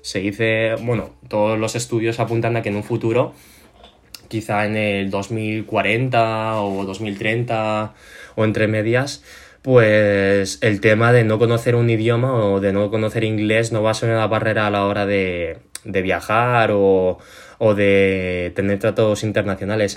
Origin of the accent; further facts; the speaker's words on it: Spain; soy chino, eh, he nacido aquí en España, me he criado en un entorno